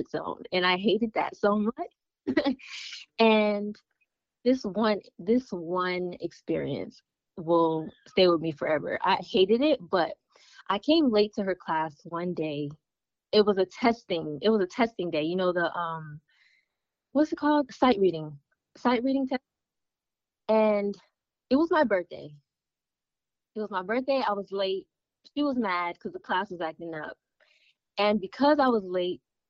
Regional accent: United States; full American

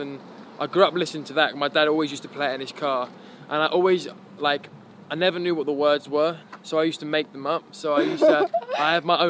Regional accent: South East England, United Kingdom; From Kent, yeah. We all kind of grew up in the area and we haven't kind of like broken out of it.

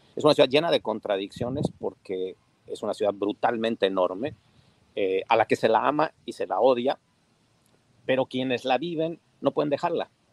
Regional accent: Puebla, Mexico; lo digo como poblano

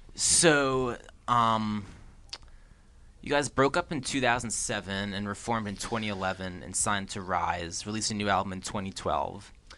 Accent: New Jersey, United States; where I grew up in New Jersey

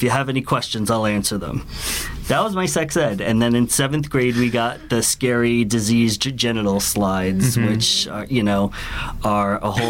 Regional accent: New York City, New York, United States; I grew up in the New York City, New York schools.

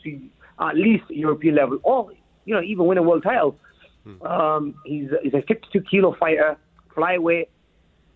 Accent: United Kingdom; We're both British fighters.

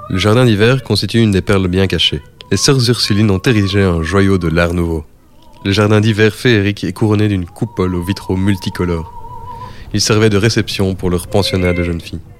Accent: Seraing, Wallonia, Belgium; also born or lived in Antwerp; now in Schaerbeek, Belgium; je me sens belge. Flamand parce que j'ai habité 6 ans à Anvers, Wallon parce que je suis né à Srin, Bruxellois parce que j'habite à Skerbeck. et Européen car mon père est français et mon grand-père est grec.

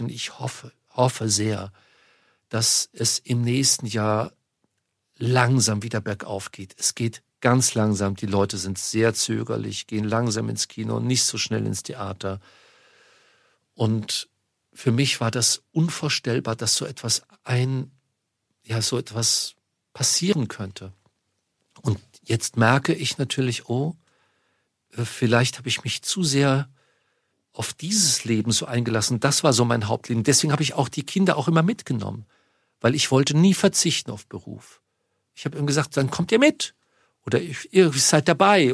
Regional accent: Munich, Bavaria, Germany; moved away; in München, meine Heimatstadt

